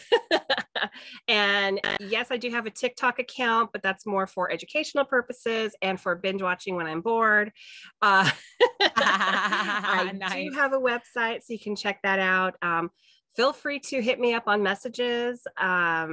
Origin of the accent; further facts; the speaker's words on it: California, United States; moved away; I'm from California